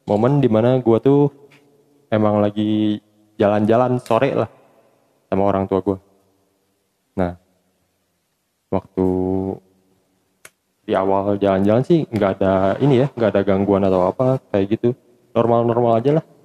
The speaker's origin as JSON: {"language": "Indonesian", "town": "Sukabumi", "region": "West Java", "country": "Indonesia", "lives_now": "Cianjur, Indonesia", "said": "sekarang tinggal di Cianjur tapi gue asli orang Sukabumi"}